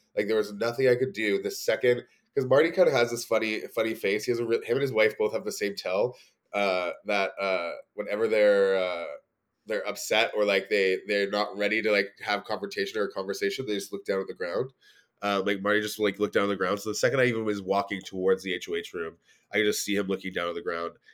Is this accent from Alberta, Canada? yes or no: yes; Edmonton, Alberta, Canada; now in Toronto, Canada; I'm from Edmonton